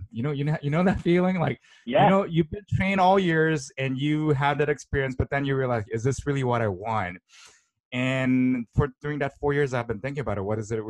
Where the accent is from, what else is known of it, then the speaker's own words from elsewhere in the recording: South Korea; moved away as an adult; also born or lived in Pittsburgh, Pennsylvania, United States / New York, United States / Michigan, United States; now in Tokyo, Japan; So I was born in Korea, raised in Pittsburgh, and then I went back to Korea while I was in elementary school, and then basically grew up there. I finished until college, and from grad school I'm back to the States.